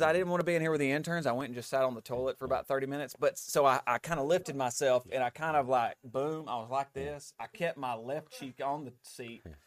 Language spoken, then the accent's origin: English; United States; as an American, as somebody that doesn't, like, we don't have royalty here